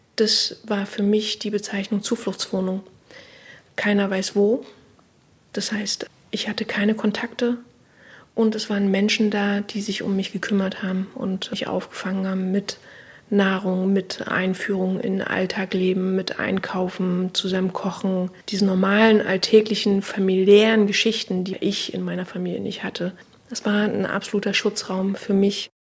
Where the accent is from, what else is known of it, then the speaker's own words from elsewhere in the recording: Berlin, Germany; Ich bin im Osten, also im DDR-Teil sozusagen groß geworden